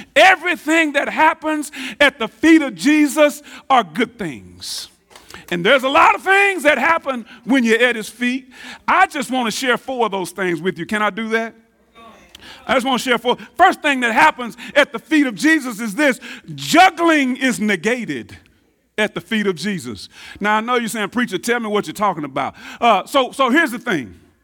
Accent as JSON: {"language": "English", "town": "Tyler", "region": "Texas", "country": "United States", "said": "I'm from North Tyler"}